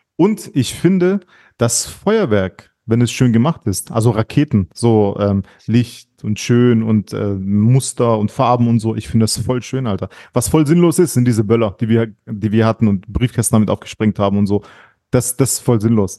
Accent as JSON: {"language": "German", "country": "Germany", "tie": "born or raised there", "said": "du weißt wo ich aufgewachsen bin, auf dem Heidach"}